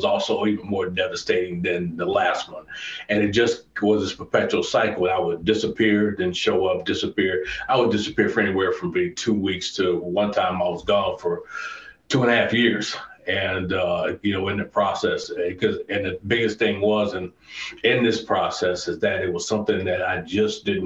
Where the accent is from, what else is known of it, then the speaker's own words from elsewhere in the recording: Chicago, Illinois, United States; I grew up on the South Side of Chicago originally, lived there for years